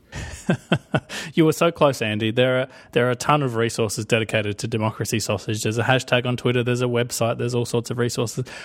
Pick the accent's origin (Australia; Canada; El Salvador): Australia; I'm Australian.